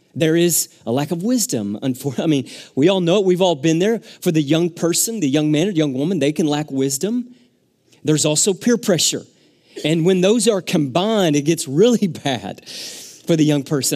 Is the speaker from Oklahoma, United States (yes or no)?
no; Arkansas, United States; moved away; I grew up in Arkansas